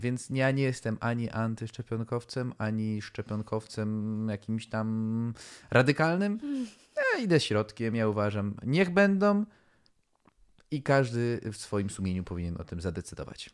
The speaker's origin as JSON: {"language": "Polish", "country": "Poland"}